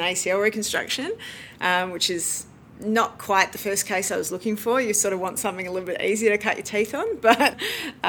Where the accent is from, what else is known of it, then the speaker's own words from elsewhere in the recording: Melbourne, Victoria, Australia; moved away as an adult; also born or lived in Adelaide, South Australia; I moved there from Melbourne, where I did my high school